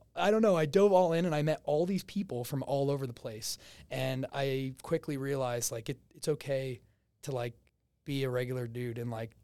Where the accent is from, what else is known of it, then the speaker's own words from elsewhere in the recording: New Jersey, United States; accent: Jersey; moved away; Originally, I'm from New Jersey.